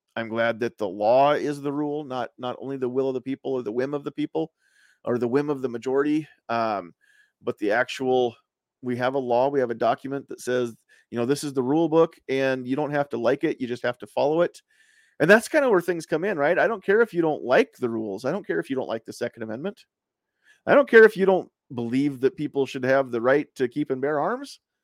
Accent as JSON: {"language": "English", "country": "United States"}